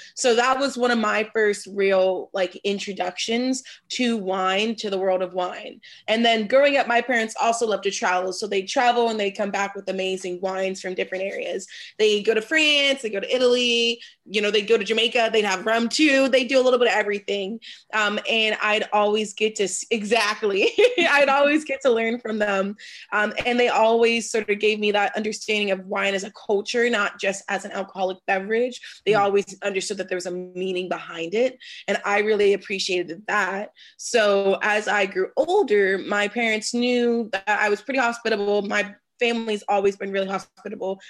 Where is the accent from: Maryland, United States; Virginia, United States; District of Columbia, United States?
District of Columbia, United States; Washington; moved away as an adult; now in California, United States; I'm a first generation native of Washington, D.C. So I grew up in Northwest.